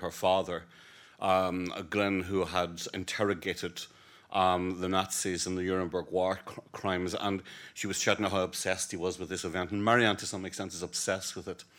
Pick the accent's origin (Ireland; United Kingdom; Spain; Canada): Ireland; as an Irishman who passionately believes in the peaceful, negotiated re-, reunion of our country